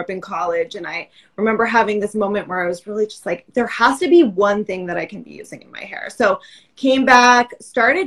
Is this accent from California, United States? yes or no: no; Massachusetts, United States; I grew up in Massachusetts, fellow East Coaster